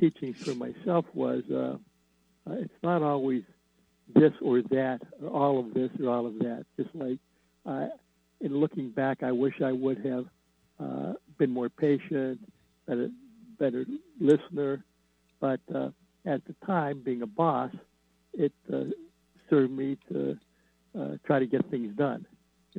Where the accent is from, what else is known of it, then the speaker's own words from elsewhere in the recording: Midwest, United States; I grew up in the Midwest